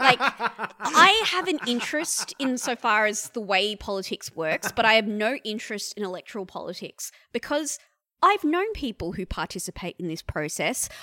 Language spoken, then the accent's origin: English; India; now in Australia; I'm an Indian woman who has lived in this country since past nine eleven